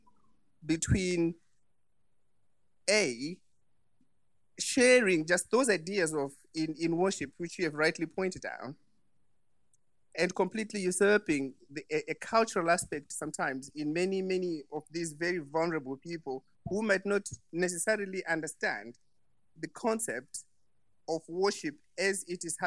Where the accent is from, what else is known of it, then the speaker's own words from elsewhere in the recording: Zimbabwe; moved away; I'm originally from Southern Africa, from Zimbabwe